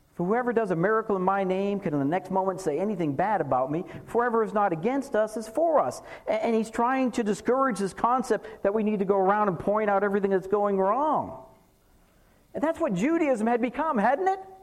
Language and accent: English; Massachusetts, United States; now in North Texas, United States; I'm from Massachusetts